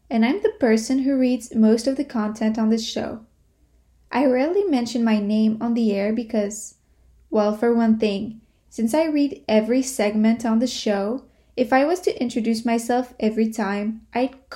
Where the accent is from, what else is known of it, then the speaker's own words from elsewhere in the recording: Quebec City, Quebec, Canada; also born or lived in Montreal; I tell people I come from Quebec, that I was born in Montreal and grew up in Quebec City